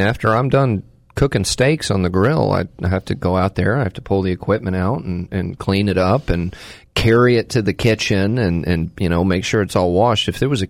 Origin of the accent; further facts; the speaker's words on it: Texas, United States; now in North Carolina, United States; I'm from Texas